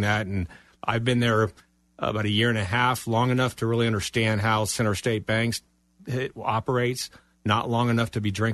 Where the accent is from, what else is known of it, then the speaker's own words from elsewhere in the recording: Fort Lauderdale, Florida, United States; moved away as an adult; also born or lived in Jacksonville; now in Orlando, United States; I'm originally from Fort Lauderdale